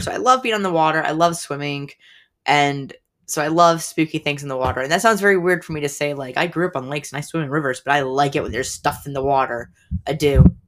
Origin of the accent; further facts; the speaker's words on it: United States; I grew up right on Lake Champlain for a very good chunk of my life